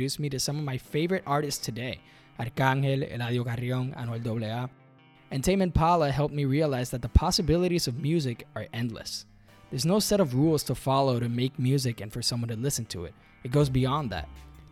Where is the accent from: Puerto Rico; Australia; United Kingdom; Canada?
Puerto Rico; If you're born and raised in Puerto Rico